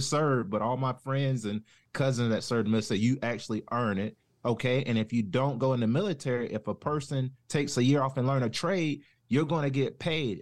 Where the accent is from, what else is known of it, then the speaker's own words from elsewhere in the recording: Jacksonville, North Carolina, United States; accent: southern; I'm originally from, uh, North Carolina, a town called Jacksonville, home of Camp Lejeune. No associated with the military, but my grandparents and family history has always been sharecroppers, so I kinda grew up in, like, a country farm area.